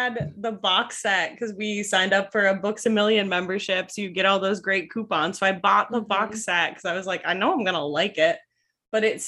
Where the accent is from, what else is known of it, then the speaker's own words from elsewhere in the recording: New Hampshire, United States; I'm from New Hampshire.